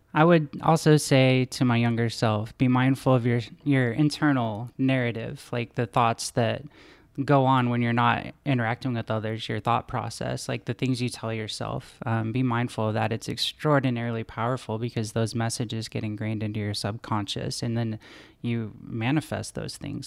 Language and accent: English; Wichita, Kansas, United States; my hometown of Wichita, Kansas